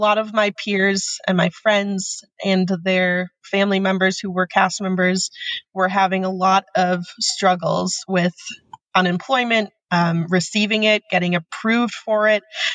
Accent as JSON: {"language": "English", "region": "Pennsylvania", "country": "United States", "moved": "as an adult", "lives_now": "Florida, United States", "said": "I am originally from Pennsylvania."}